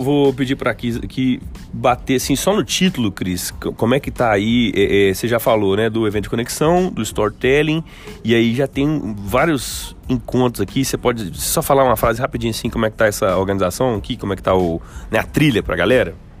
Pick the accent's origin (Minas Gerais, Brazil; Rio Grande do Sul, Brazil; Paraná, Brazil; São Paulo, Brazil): Minas Gerais, Brazil; Belo Horizonte; eu sou de Belo Horizonte